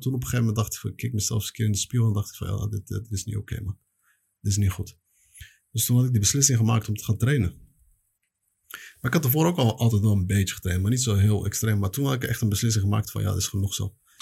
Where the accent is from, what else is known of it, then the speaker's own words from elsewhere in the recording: The Hague, South Holland, Netherlands; moved away as an adult; also born or lived in Belgium; now in Morocco; Ik ben opgegroeid in, ja, geboren in Spoorwijk in Den Haag. Maar eh, opgegroeid in eh, Transvaal eh, en dan een beetje Schilderswijk